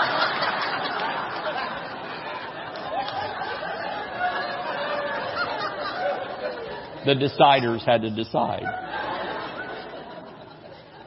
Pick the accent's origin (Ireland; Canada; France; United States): United States; Georgia; moved away; also born or lived in New Mexico; We're from Georgia where there's trees and things and water